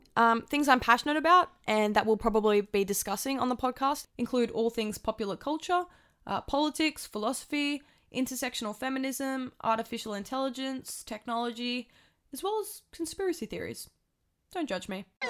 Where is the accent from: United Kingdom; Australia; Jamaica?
Australia; Tamworth, New South Wales; moved away as an adult; now in Wollongong, Australia; I was born and raised in Tamworth, New South Wales, but I've lived in Wollongong, New South Wales for the last three and a half years studying.